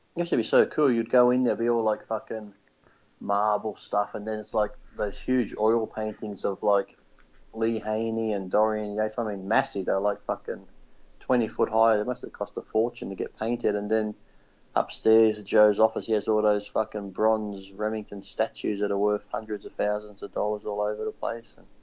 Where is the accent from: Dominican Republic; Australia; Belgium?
Australia; I'm from Australia